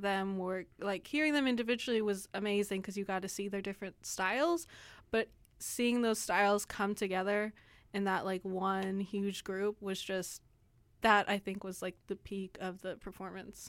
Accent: San Antonio, Texas, United States; I am from San Antonio

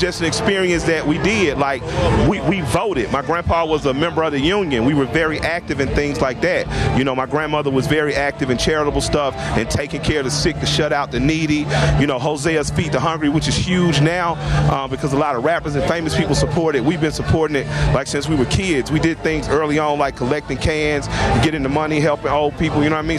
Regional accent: Atlanta, Georgia, United States; I'm from the Adamsville section of Atlanta.

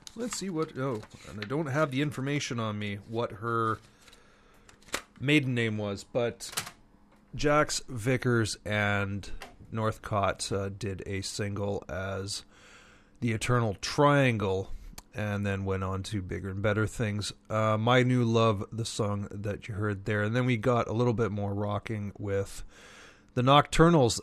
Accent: Montreal, Quebec, Canada; now in Vancouver, Canada; when I was growing up in Montreal

